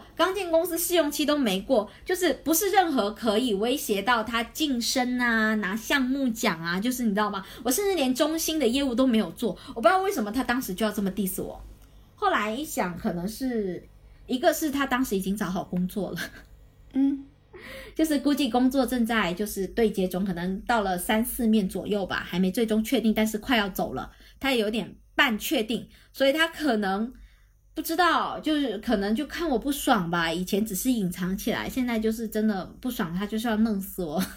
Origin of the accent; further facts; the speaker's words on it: Guangdong, China; 我潮汕人